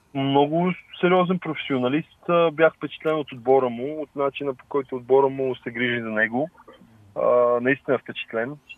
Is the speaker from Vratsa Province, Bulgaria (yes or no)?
no; Lozen, Sofia City, Bulgaria; аз се гордея от, с корените си а, че съм от, от България, от София, по-точно от Лозен.